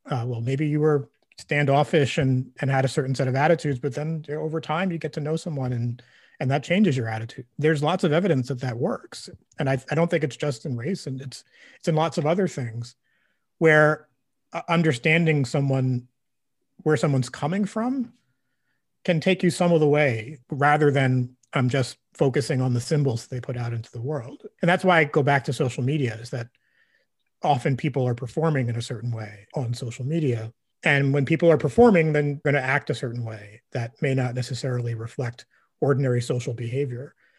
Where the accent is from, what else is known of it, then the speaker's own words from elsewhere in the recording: Brooklyn, New York, United States; growing up in Brooklyn